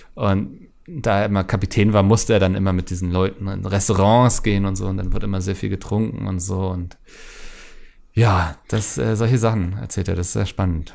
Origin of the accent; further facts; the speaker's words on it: Northern Germany, Germany; ich bin ja Norddeutscher